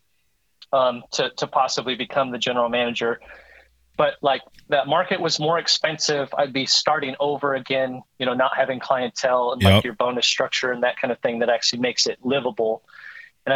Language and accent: English; Seattle, Washington, United States; moved away; also born or lived in Oregon; I'm originally from Seattle, so that's what got me back to Seattle